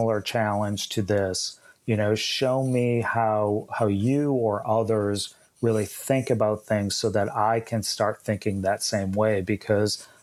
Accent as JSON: {"language": "English", "region": "New England", "country": "United States", "moved": "yes", "said": "I'm originally from New England"}